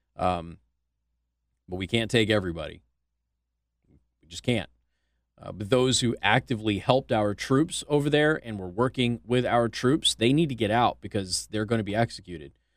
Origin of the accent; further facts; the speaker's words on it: Las Vegas, Nevada, United States; now in Indiana, United States; my friends in my hometown in Las Vegas